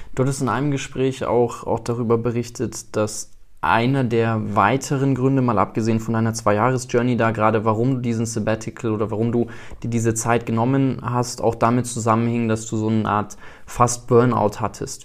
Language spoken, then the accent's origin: German; South Africa; moved away; bin in Südafrika groß geworden